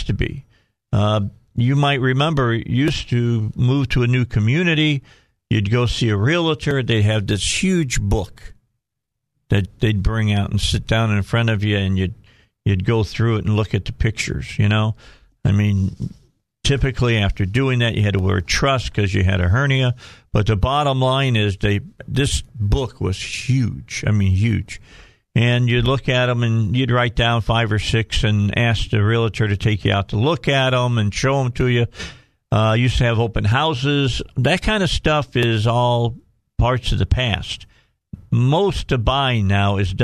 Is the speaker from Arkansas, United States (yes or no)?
yes; Cabot, Arkansas, United States; A lot of interesting things happening in my hometown.